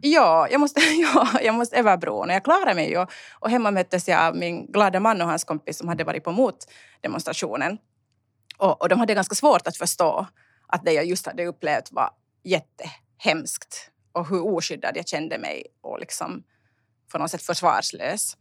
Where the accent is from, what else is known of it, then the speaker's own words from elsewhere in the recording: Uusimaa, Finland; also born or lived in Sjundeå / Kauniainen; jag är helt finlandssvensk